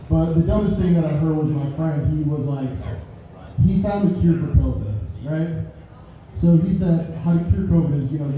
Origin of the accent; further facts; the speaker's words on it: Wisconsin, United States; I'm originally from Wisconsin.